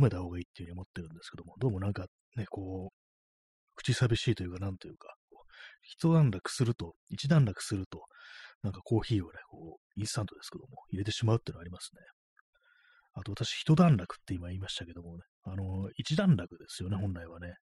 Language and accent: Japanese; Tokyo, Japan; 私東京の人間なんですけども、そのね、まあ、ずっとね、こう、東京生まれの人間なんで